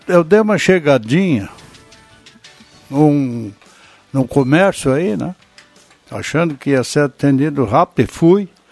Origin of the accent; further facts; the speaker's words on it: Vale do Sol, Rio Grande do Sul, Brazil; now in Santa Cruz do Sul, Brazil; meu município onde eu nasci, Vale do Sol, antes Trambudo e hoje Vale do Sol